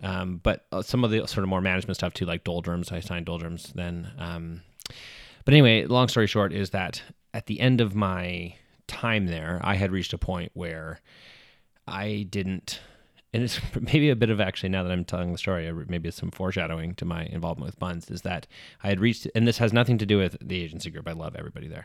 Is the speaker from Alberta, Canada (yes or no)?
yes; Edmonton, Alberta, Canada; I'm from Edmonton, where, uh, in my last year of high school